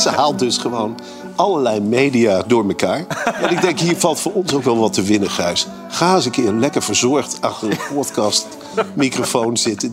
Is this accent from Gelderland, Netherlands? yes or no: yes; Arnhem, Gelderland, Netherlands; ik kom uit Arnhem.